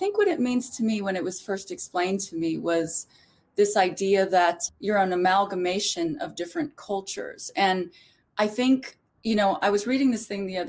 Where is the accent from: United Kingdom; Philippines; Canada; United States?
Philippines; born there; And what's interesting also is I was born in the Philippines.